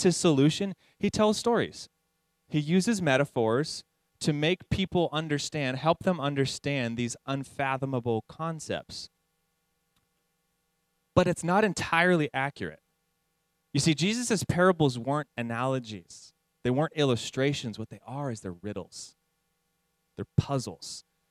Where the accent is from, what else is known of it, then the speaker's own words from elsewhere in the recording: San Jacinto, California, United States; also born or lived in Hemet, California; I grew up actually in San Jacinto, which is like in the same valley as Hemet